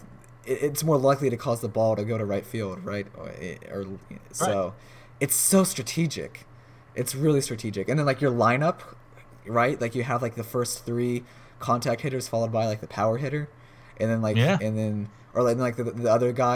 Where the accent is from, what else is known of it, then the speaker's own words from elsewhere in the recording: United States; being an American